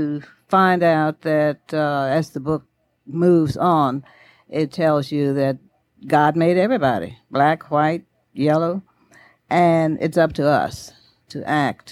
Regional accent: Bermuda; also born or lived in Nashville; now in Birmingham, United States; born in Bermuda, and when I married Lewis Willie, we ended up here in Birmingham

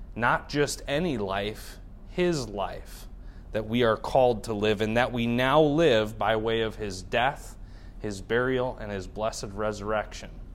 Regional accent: United States; As American believers

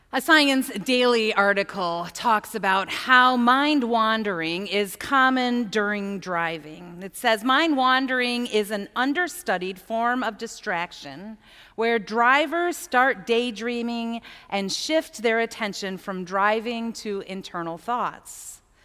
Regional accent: United States; being American

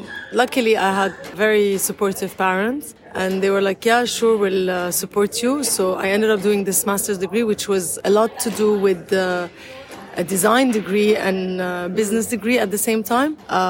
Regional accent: Damascus, Damascus Governorate, Syria; now in Dubai, United Arab Emirates; I'm Syrian, yes. I'm Syrian from Damascus. And I'm very proud Arab.

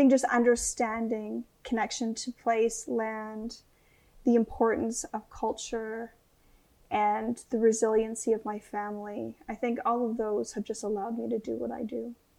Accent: Canadian Shield, Canada; So I come from Precambrian Canadian Shield. So yeah. Pink granite, really deep waters, really big lakes and rivers, portages.

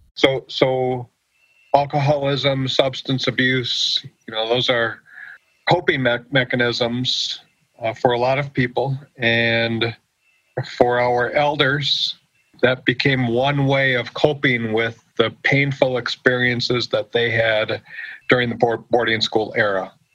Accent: United States; moved away as an adult; grew up on the Oneida Reservation and growing up on the reservation

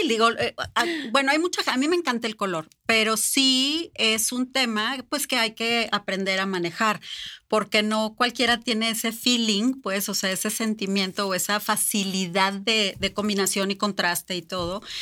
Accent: Mexico; Nosotros como mexicanos

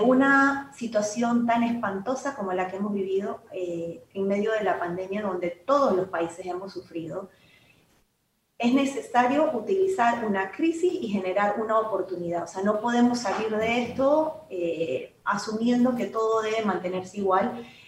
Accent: Panama; por todo lo que hemos vivido como panameños

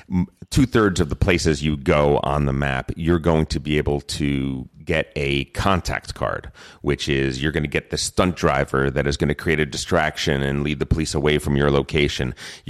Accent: New Jersey, United States; No, but I am from New Jersey.

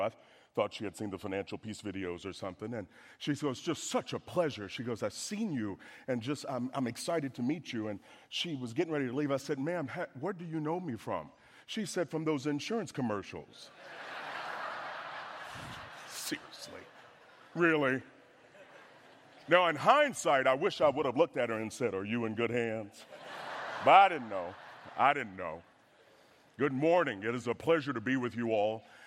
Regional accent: the South, United States; I'm from the South

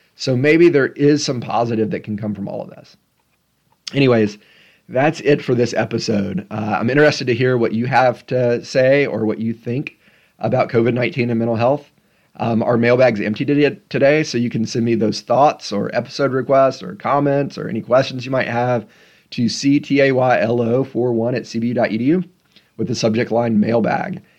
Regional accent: Tennessee, United States; also born or lived in Memphis; my home state of Tennessee

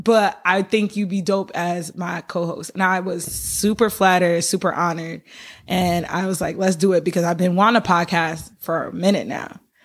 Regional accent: Albany, United States; I am from Albany.

